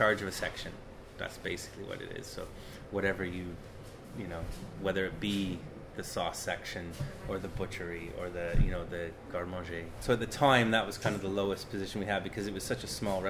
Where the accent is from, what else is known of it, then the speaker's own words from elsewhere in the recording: Canada; moved away as an adult; now in United Kingdom; I'm from Canada originally